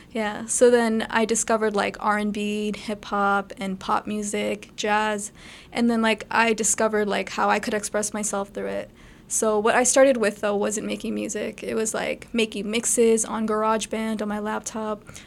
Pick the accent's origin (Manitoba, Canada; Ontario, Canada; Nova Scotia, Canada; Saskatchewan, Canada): Ontario, Canada; Brampton; Okay, so I was born and raised in Brampton. I still live in Brampton.